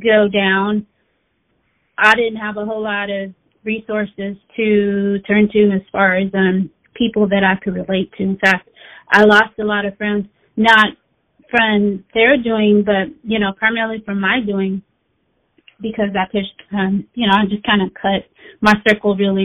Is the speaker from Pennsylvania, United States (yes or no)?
no; Daly City, California, United States; also born or lived in Oakland; I'm originally from the Bay Area. I was born in Oakland, raised in Daly City, and now I'm back in Oakland.